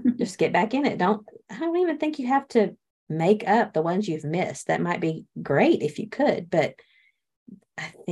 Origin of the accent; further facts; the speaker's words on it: Texas, United States; I'm from Texas